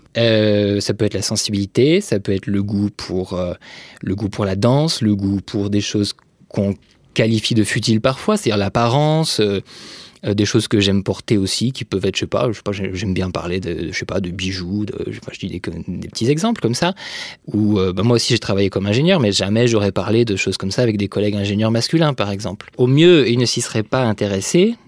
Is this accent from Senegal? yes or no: no; France; also born or lived in Franche-Comté / Brittany; j'ai grandi euh, en Franche-Comté puis en Bretagne, enfin en province essentiellement